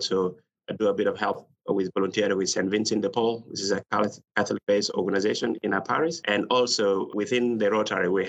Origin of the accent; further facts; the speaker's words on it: South Sudan; English is a second language; moved away as an adult; now in Perth, Australia; I was born in a little village in South Sudan called Kirichomba.